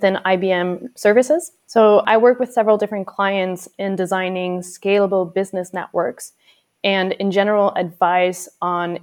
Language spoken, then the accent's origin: English; Venezuela; moved away; I grew up in Venezuela